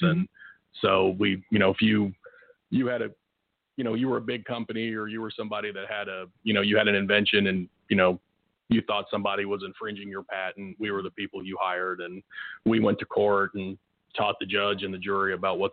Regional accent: Tulsa, Oklahoma, United States; also born or lived in Afghanistan; grew up in Oklahoma for the most part

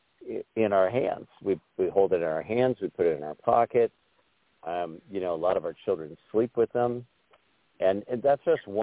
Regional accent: Glenwood Springs, Colorado, United States; now in Wyoming, United States; I'm in this little town called Glenwood Springs

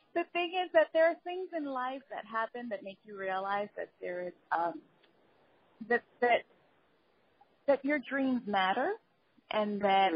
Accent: New York City, New York, United States; moved away as an adult; now in Los Angeles, United States; I grew up in the Bronx and I moved to LA like about two years ago

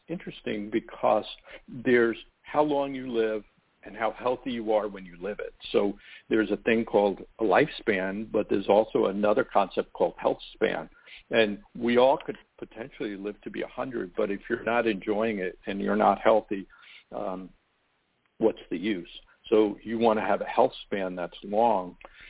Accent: Long Island, New York, United States; I grew up on Long Island, New York, and I always wanted to be a doctor.

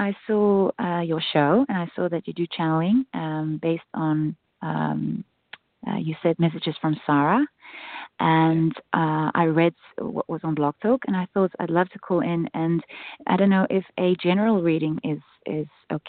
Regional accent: South Africa; Originally, I'm from South Africa. So we used to spend Christmas by barbecuing on the beach. But now I live in Europe.

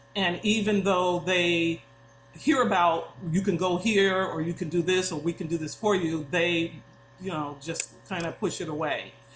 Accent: Long Island, New York, United States; moved away as an adult; now in San Diego, United States; I grew up in New York

